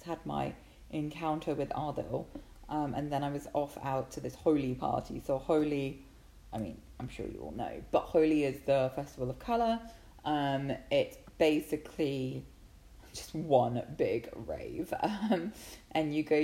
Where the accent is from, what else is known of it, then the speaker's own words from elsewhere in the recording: England, United Kingdom; I'm English